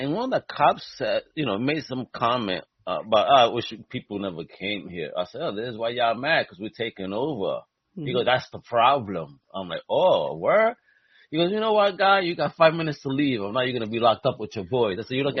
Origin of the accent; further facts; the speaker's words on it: New York City, New York, United States; when I was a kid growing up in Greenpoint